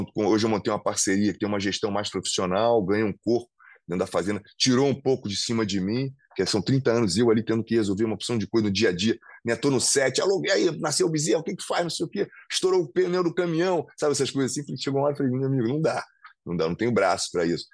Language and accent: Portuguese; Rio de Janeiro, Brazil; Eu amo o Rio de Janeiro, sou carioca, né? Vou continuar morando aqui